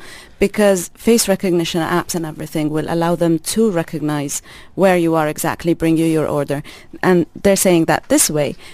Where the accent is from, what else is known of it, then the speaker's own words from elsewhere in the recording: Jordan; now in UAE; I'm Palestinian. I grew up in Jordan